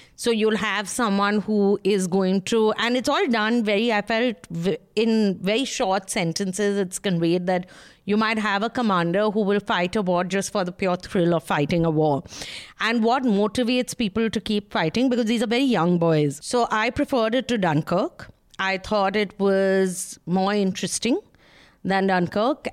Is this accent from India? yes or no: yes; Kolkata, West Bengal, India; I'm from Calcutta